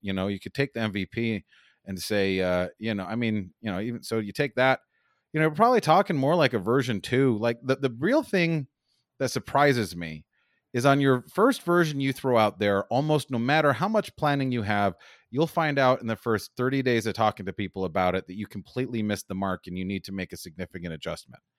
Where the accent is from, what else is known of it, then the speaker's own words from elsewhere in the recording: Las Vegas, Nevada, United States; also born or lived in Los Angeles; I'm from Las Vegas